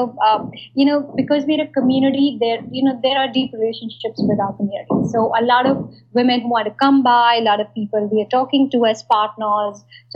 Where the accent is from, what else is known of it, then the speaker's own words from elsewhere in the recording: northern India, India; Yeah, I grew up in India. I actually grew up in small town India. And I think and basically various small towns in northern India.